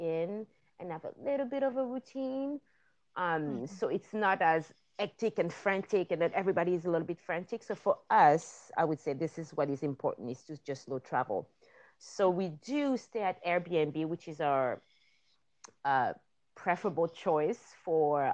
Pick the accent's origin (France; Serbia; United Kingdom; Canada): France; moved away as an adult; also born or lived in Madagascar / south of France / Brittany; now in Los Angeles, United States; I'm originally from Madagascar, but born and raised in France